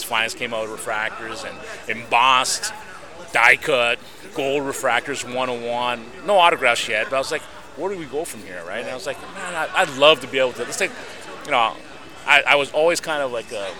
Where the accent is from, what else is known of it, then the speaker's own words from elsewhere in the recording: Toronto, Ontario, Canada; being in Canada, because I'm from Toronto